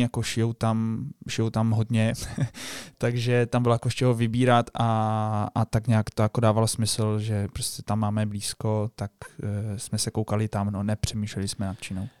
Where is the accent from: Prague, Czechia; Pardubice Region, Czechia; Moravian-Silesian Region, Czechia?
Moravian-Silesian Region, Czechia; Český Těšín; jsme z toho Českého Těšina, kde teda žije velká komunita jako Poláků. My jsme taky teda Poláci